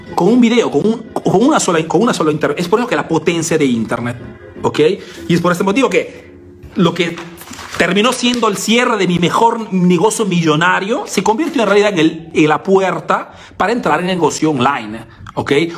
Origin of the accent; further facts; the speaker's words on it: Peru; now in Italy; soy latino, soy peruano